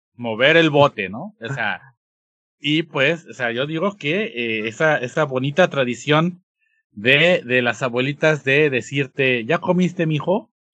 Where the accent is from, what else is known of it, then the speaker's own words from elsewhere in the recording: Mexico; nuestra esencia como mexicanos